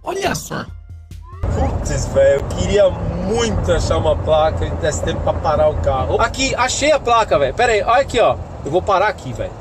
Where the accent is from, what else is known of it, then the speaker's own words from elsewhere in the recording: Brazil; somos nós brasileiros